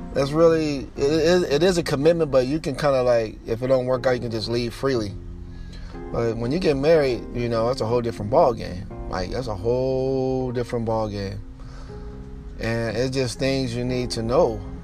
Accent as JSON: {"language": "English", "country": "United States", "said": "I'm from the United States"}